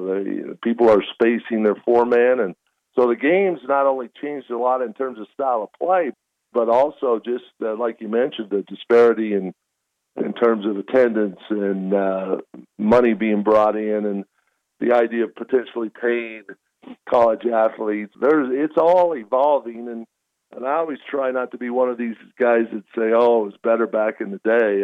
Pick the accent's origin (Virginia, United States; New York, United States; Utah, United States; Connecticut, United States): Utah, United States; I grew up in Utah